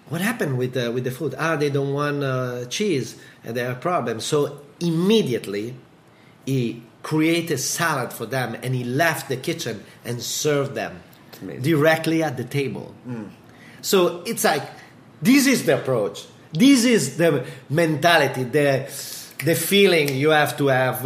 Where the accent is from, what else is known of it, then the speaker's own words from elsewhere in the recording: Modena, Emilia-Romagna, Italy; Modena and Bologna, like two others, places that we have in Italy, in my hometown